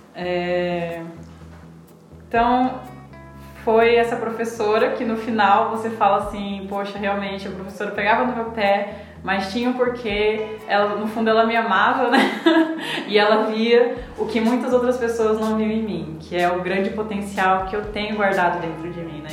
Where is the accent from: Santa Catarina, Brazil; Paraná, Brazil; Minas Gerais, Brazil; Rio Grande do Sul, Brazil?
Paraná, Brazil; Maringá; now in Luís Eduardo Magalhães, Brazil; eu sou de Maringá, Paraná, natural de Maringá, Paraná